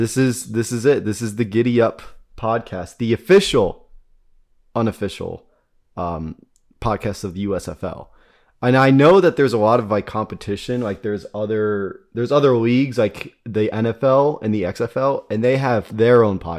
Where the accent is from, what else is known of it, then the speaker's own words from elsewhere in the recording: Midwest, United States; We're two dudes from the Midwest. I think we're qualified as Midwest trash.